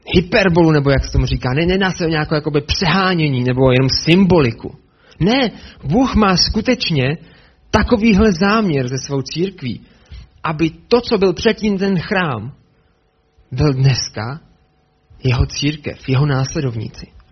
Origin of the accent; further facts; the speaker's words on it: Brno, South Moravian Region, Czechia; Já jsem se narodil v Brně